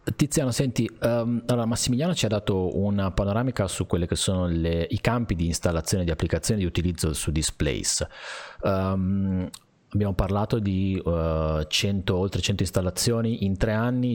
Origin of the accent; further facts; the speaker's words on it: Liguria, Italy; essendo Liguri